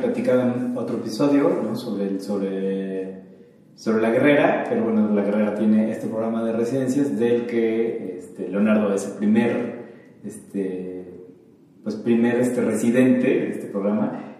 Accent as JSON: {"language": "Spanish", "region": "Mexico City", "country": "Mexico", "said": "yo como chilango, este, enraizado y de hueso colorado de esta ciudad"}